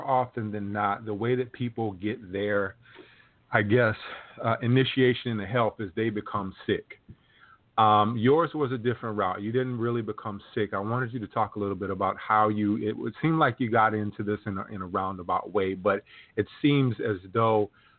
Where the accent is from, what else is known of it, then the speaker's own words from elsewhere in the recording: South Carolina, United States; I'm from South Carolina, so I hear many of those old sayings